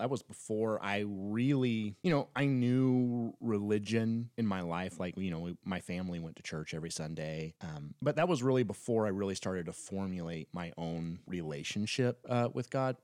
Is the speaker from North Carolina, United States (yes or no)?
no; Northern Florida, United States; we grew up in Northern Florida, uh, right by Alabama